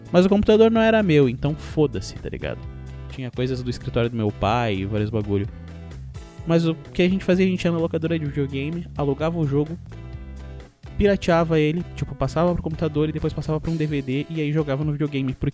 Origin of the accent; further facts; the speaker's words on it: Rio Grande do Sul, Brazil; ele é gaúcho, e começam a me tirar por eu ser gaúcho. Mas graças a Deus eu não sou carioca